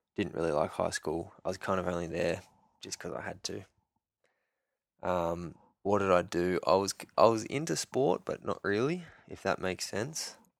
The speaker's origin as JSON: {"language": "English", "town": "Sydney", "region": "New South Wales", "country": "Australia", "tie": "born or raised there", "moved": "as an adult", "said": "I grew up in Sydney, north, northwest ish, Sydney. Um, Castle Hill, Barrow, Hornsby kind of area."}